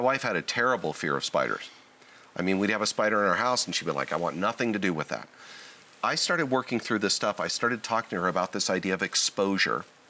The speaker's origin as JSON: {"language": "English", "region": "Southern California", "country": "United States", "tie": "born or raised there", "said": "I was born and raised in Southern California"}